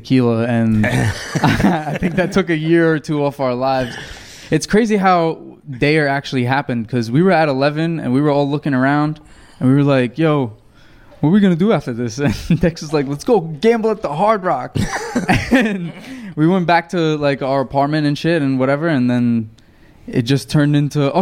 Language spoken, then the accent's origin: English; New York City, New York, United States; moved away as an adult; also born or lived in Beirut, Lebanon; now in Miami, United States; I was born in Beirut, raised in Brooklyn, and now I live in Miami for the past 9 months.